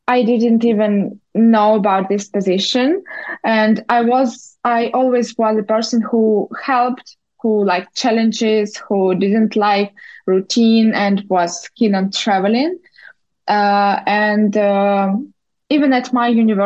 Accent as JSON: {"language": "English", "region": "Moscow", "country": "Russia", "tie": "born or raised there", "also_born_or_lived": "Moldova", "moved": "as an adult", "lives_now": "New York City, United States", "said": "Originally, I'm from Moldova. I was born there, but in my childhood, my parents decided to move to Russia. So I grew up in Moscow"}